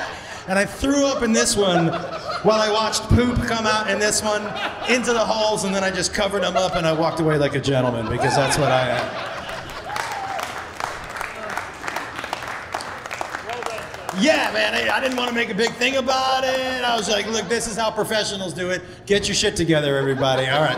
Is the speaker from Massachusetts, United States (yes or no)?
yes; Amherst, Massachusetts, United States; I grew up in Amherst, Massachusetts.